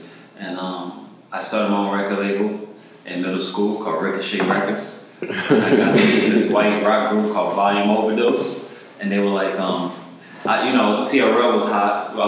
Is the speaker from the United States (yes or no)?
yes; East Orange, New Jersey, United States; long story short, I was born in East Orange, New Jersey in 1985 during the crack epidemic